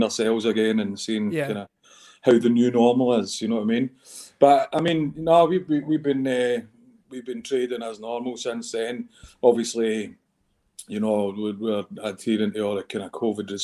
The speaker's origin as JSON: {"language": "English", "town": "Glasgow", "region": "Scotland", "country": "United Kingdom", "tie": "born or raised there", "also_born_or_lived": "England", "said": "I grew up on the south side of Glasgow mainly, and still here at the moment"}